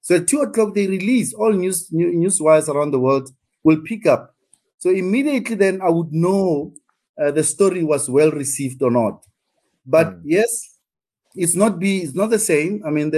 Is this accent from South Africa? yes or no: yes; South Africa; what's in there for me as a South African, ordinary South African